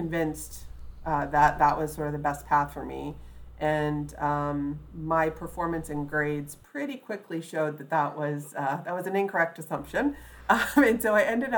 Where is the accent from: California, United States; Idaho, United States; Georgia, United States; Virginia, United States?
Virginia, United States; Mount Vernon area of Fairfax County; also born or lived in Alexandria, Virginia; I was raised just south of the city boundaries in the Mount Vernon area of Fairfax County